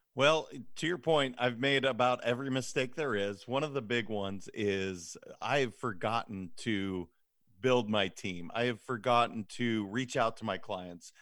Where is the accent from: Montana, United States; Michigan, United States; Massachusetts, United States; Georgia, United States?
Montana, United States; moved away as an adult; now in California, United States; I'm originally from Montana. I ended up moving to California post-graduation of college.